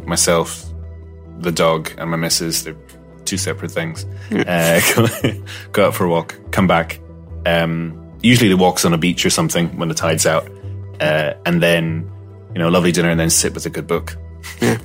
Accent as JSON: {"language": "English", "country": "Malta", "also_born_or_lived": "Glasgow, Scotland", "moved": "as an adult", "lives_now": "Ireland", "said": "I was neither Maltese nor Scottish, but kind of floating in the middle somewhere in ether"}